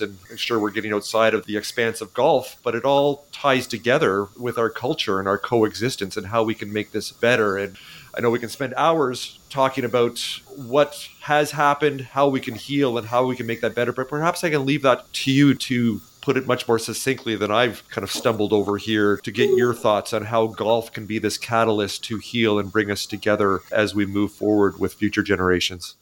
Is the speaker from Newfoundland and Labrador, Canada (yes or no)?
no; outside of Toronto, Ontario, Canada; moved away; I grew up in outside of Toronto